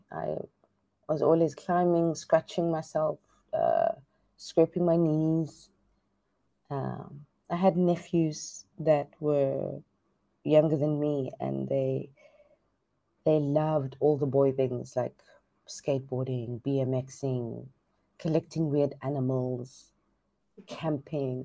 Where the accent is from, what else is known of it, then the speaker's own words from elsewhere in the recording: South Africa; now in Hoi An, Vietnam; I'm from South Africa